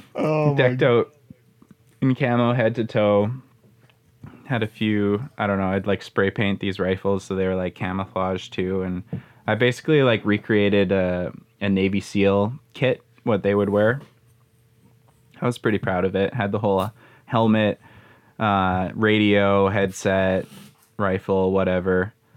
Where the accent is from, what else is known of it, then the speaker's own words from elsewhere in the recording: Manitoba, Canada; I grew up in Manitoba